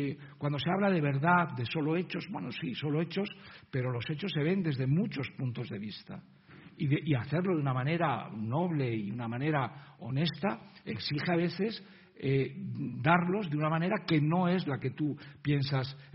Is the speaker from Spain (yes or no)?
yes; Izagres, Castile and León, Spain; exhumados en el pueblo de Izagres, mi tierra, León